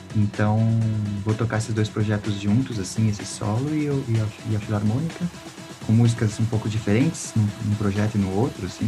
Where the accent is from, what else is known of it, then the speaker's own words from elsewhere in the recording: São Paulo, Brazil; eu sou músico aqui de São Paulo